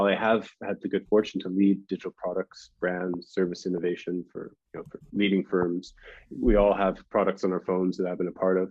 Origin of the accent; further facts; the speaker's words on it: Canada; moved away as an adult; also born or lived in United States; I'm Canadian, but went to university in the United States on a scholarship